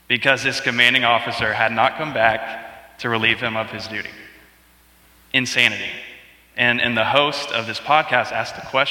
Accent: North Carolina, United States; We are from North Carolina

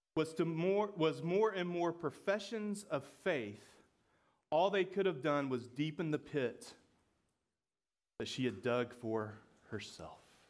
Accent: Georgia, United States; I'm from Georgia

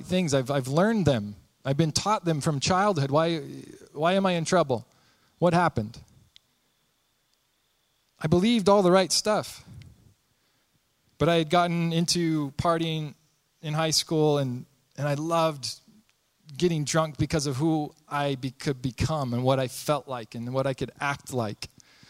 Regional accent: Spokane, Washington, United States; I was born in Spokane, Washington, born and raised there

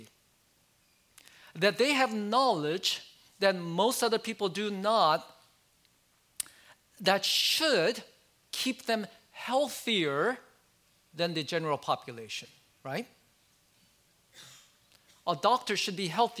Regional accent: United States; I like many Asian Americans growing up in America

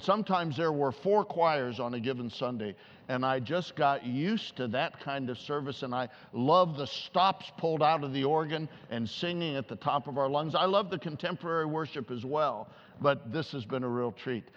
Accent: Columbus, Ohio, United States; I grew up in Columbus, Ohio

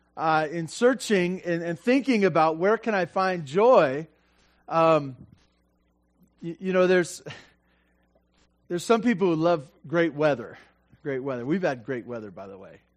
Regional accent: Santa Barbara, California, United States; now in Tehachapi, United States; I grew up in Santa Barbara

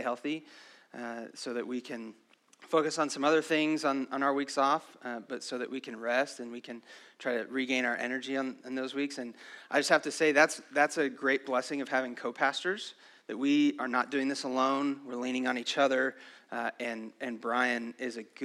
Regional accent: San Angelo, Texas, United States; I grew up in San Angelo.

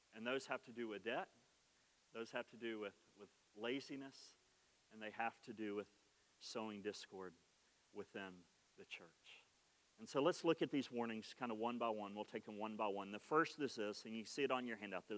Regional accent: Oklahoma, United States; accent: Oklahoma; my Oklahoma accent

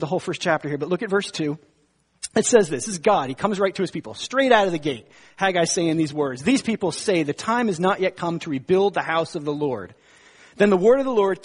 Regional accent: northern New Jersey, United States; I was born and bred in New Jersey, northern New Jersey

